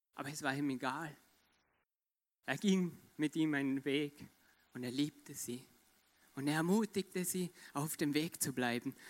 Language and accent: German; Austria; Ich komme aus Österreich.